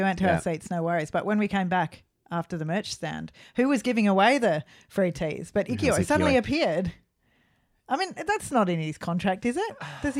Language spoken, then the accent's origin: English; Australia; We should have said we're from Australia.